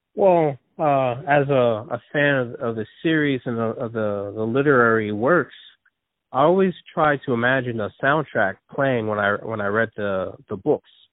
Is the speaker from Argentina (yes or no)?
no; New Jersey, United States; also born or lived in Philadelphia area; born in New Jersey, and uh, I've been raised in New Jersey, but most of my family's from Philadelphia